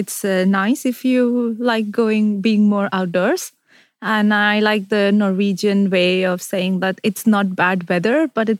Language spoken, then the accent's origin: English; India; moved away as an adult; also born or lived in Glasgow; now in Oslo, Norway; I am from India